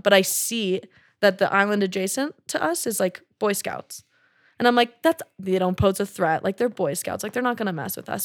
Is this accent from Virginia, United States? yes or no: no; Texas, United States; growing up in Texas